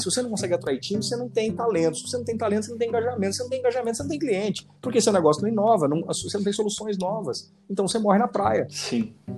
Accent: Jataí, Goiás, Brazil; moved away as an adult; also born or lived in Cuiabá, Mato Grosso; Eu sou goiano, sou de Jataí, interior de Goiás, e fui fazer faculdade em Cuiabá e acabei ficando aí durante 16 anos

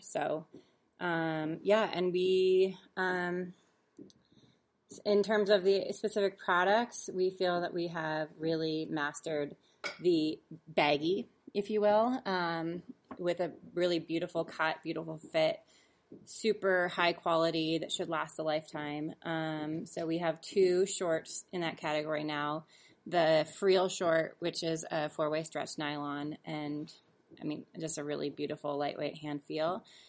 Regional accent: Seattle, Washington, United States; also born or lived in San Francisco / Denver; now in Sun Valley, United States; I'm from Seattle area

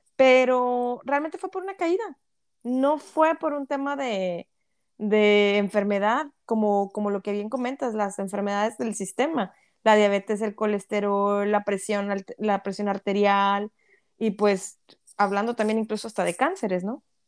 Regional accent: Mexico; moved away; somos un país tan rico en tantos recursos naturales

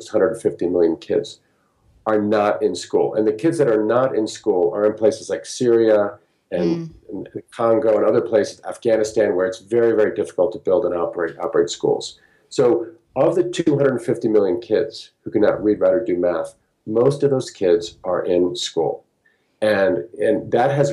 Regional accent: United States; also born or lived in Peru; people from where I came from the United States

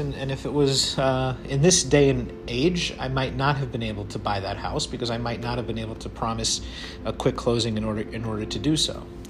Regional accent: New York City, New York, United States; moved away as an adult; now in Midwest, United States; born and raised in Brooklyn

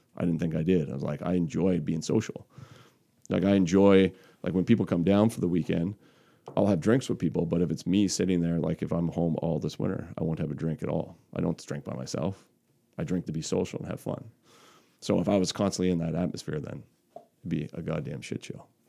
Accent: Cape Breton, Margaree Valley, Nova Scotia, Canada; I grew up in Cape Breton. So, um, I grew up in Marguerite Valley.

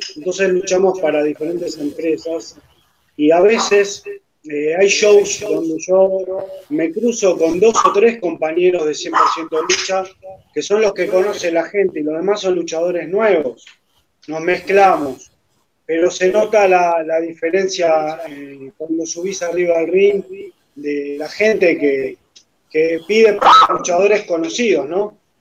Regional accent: Argentina; acá en mi país, en Argentina

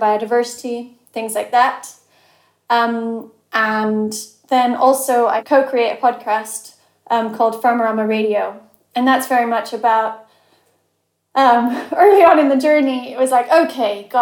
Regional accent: Cheshire, North West England, United Kingdom; moved away as an adult; also born or lived in Chile; I grew up in Cheshire

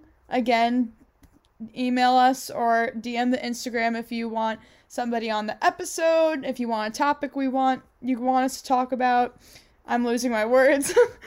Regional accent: New York, United States; we're from New York.

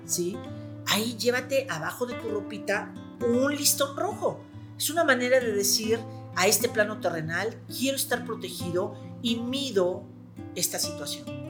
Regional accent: Mexico; como mexicanos

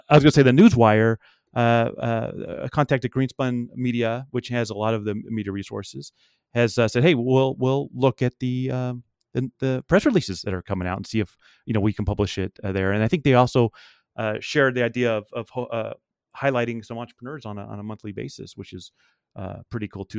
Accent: Las Vegas, Nevada, United States; I'm from Vegas

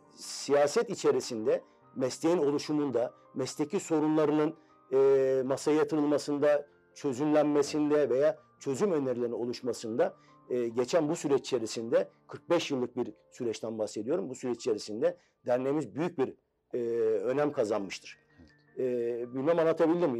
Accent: Istanbul, Turkey; also born or lived in Malatya; Üsküdar doğumluyum. Aslen Malatyalıyım.

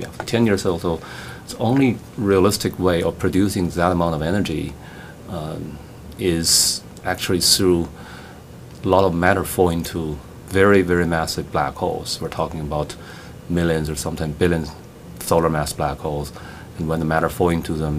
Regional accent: Beijing, China; moved away as an adult; also born or lived in Princeton; now in United States; I grew up as an amateur astronomer in my hometown in Beijing, China.

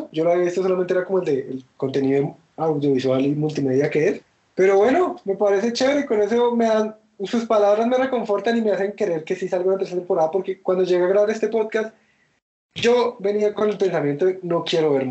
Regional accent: Colombia; yo soy colombiano y puedo ser racista, soy latino.

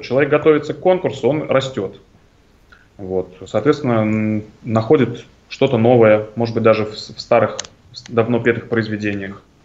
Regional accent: Tashkent, Uzbekistan; now in Moscow, Russia; я родился в Ташкенте

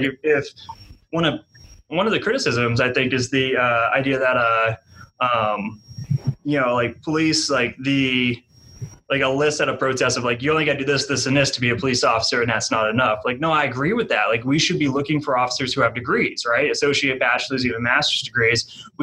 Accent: New England, United States; now in Wichita, United States; Like I I'm from New England. I got that New England like Patriots go to the Super Bowl every year.

